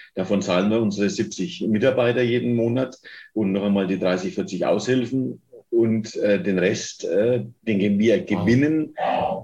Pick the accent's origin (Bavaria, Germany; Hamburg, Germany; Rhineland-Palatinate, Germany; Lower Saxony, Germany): Bavaria, Germany; Fürth; ich komme aus der Paulskirche in Fürth